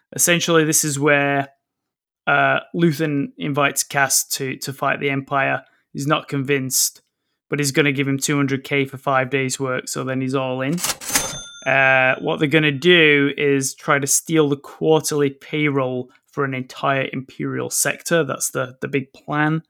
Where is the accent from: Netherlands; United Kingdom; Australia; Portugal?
United Kingdom; England; now in Canada; when Pete and I was, were growing up in England